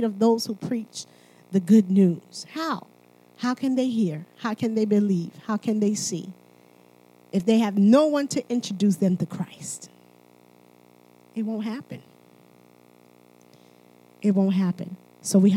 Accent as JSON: {"language": "English", "country": "Haiti", "said": "I'm from Haiti."}